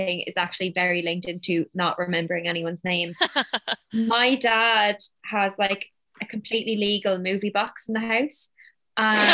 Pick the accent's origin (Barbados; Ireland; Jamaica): Ireland; the Irish Midlands; as an Irish person from the Midlands